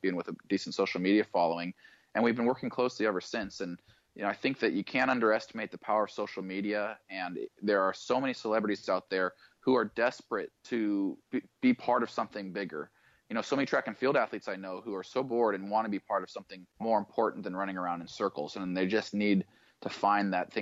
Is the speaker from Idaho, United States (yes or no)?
yes; Idaho, United States; I grew up in Idaho